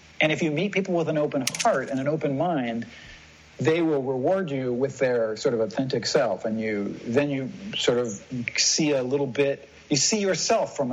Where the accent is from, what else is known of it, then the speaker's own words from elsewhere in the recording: United States; moved away; as an American